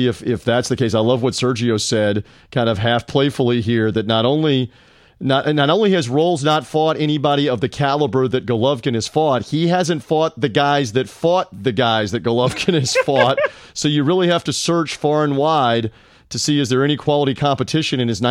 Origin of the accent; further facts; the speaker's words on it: Memphis, Tennessee, United States; my hometown of Memphis, Tennessee